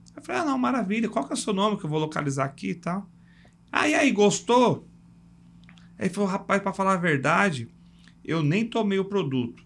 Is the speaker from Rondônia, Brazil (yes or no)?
no; São Paulo, Brazil; eu cresci num bairro lá em São Paulo que é Parque Fernanda